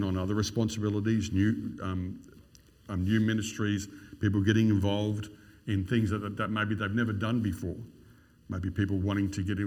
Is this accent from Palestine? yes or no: no; Queensland, Australia; I'm a Queenslander